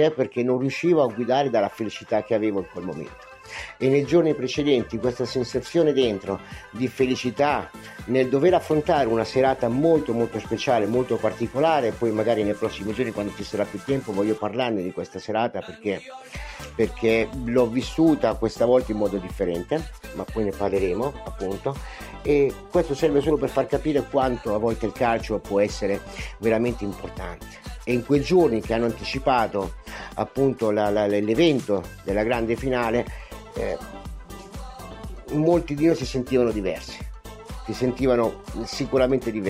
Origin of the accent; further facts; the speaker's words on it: Italy; first language Italian; Nel momento in cui io ricambio e ritorno a parlare la mia lingua madre, il, l'italiano